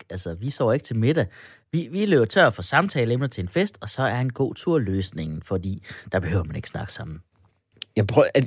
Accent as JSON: {"language": "Danish", "country": "Denmark", "said": "det er bare, fordi jeg er en ægte dansker, så jeg stoler ikke på mennesker, der ikke taler dansk, eller ligner mig."}